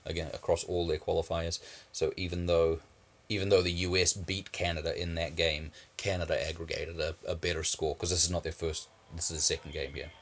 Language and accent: English; New Zealand; now in North Dakota, United States; I grew up in New Zealand